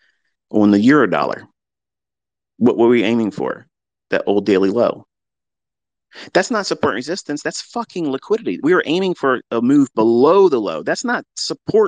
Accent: United States; as an American

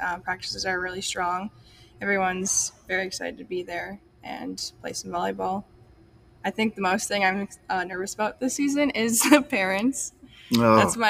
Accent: Lake Linden, Michigan, United States; I'm alumni from Lake Linden

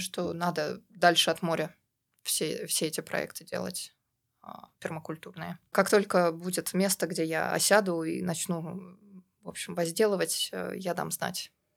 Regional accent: Troitsk, Moscow, Russia; moved away as an adult; also born or lived in United Kingdom; now in Montenegro; А я, кстати, тоже из Москвы, только из Новой Москвы. Это город Троицк

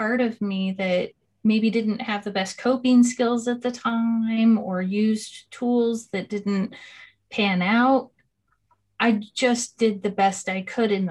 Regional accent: California, United States; I come from California in the States

